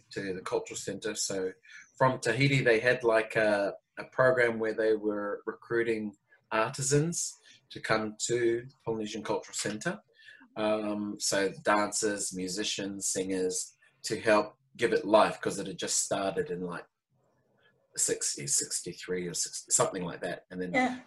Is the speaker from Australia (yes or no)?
yes; Whitsundays, Queensland, Australia; also born or lived in Hamilton, New Zealand / Japan / Sydney, Australia; that was pretty much my school years, was brought up in the Whitsundays